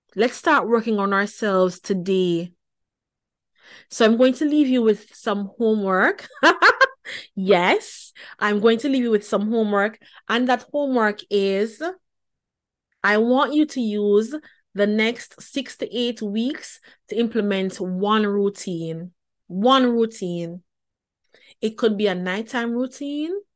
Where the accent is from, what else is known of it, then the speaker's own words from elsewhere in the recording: Jamaica; moved away; born and raised in the Pentecostal church back in Jamaica